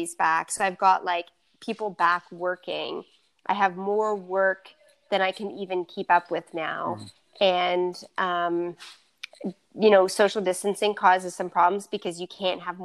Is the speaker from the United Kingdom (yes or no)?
no; Nova Scotia, Canada; everything's made in Nova Scotia. Everything's made in my hometown